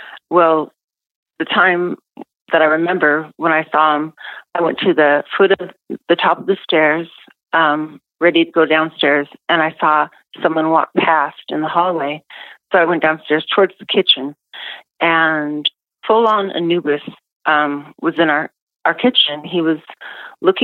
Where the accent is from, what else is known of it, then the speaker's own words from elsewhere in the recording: Seattle, Washington, United States; I grew up in Seattle